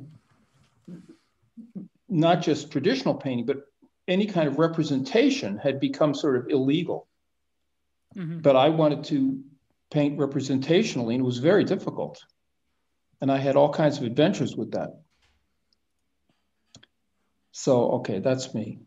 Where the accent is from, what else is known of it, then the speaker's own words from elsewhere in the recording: United States; moved away as an adult; now in France; I'm an American. I've been living in France for 30 years